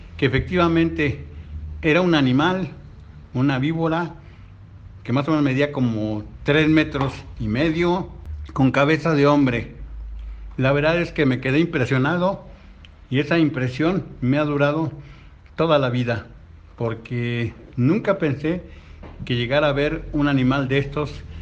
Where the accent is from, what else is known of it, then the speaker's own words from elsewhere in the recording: Mexico City, Mexico; Nací en 1955, soy originario de Tláhuac